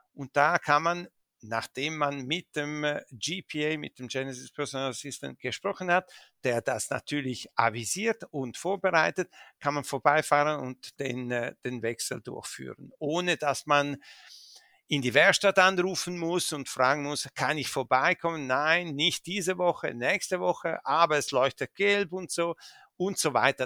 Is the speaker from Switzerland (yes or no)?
yes; Switzerland; also born or lived in Dolomites, Italy (family origin); ich bin hier geboren, hier aufgewachsen. Ich bin auch Schweizer und, äh, und fühle mich auch als Schweizer